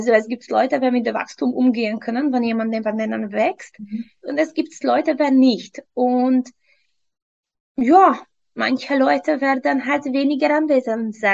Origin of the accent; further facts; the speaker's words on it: Hungary; German is a second language; moved away as an adult; also born or lived in England; now in Vienna, Austria; Ursprünglich, ursprünglich komme ich aus Ungarn. Mittlerweile seit fünf Jahren lebe ich in Österreich, Wien.